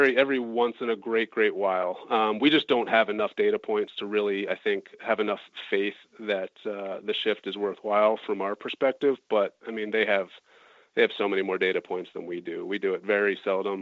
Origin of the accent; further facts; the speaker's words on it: Wilmington, Delaware, United States; I grew up in Wilmington, Delaware